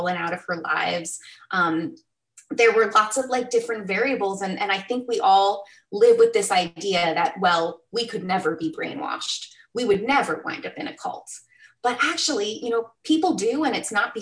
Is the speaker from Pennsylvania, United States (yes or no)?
no; Arizona, United States; also born or lived in California; I grew up in Arizona, and the Southwest